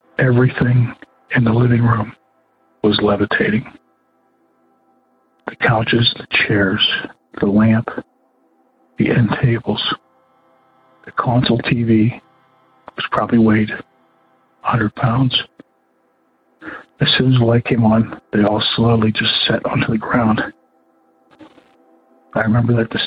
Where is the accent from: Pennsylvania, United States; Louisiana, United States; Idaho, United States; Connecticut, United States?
Pennsylvania, United States; just outside of Pittsburgh, Western; I grew up in Western Pennsylvania area. Just outside of Pittsburgh